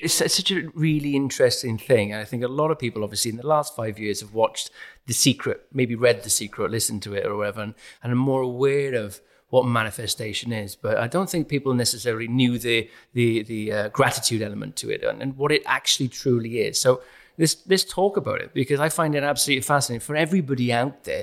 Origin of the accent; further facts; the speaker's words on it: South Wales, United Kingdom; moved away as an adult; now in London, United Kingdom; I'm from South Wales, a working class area, and now I'm in London.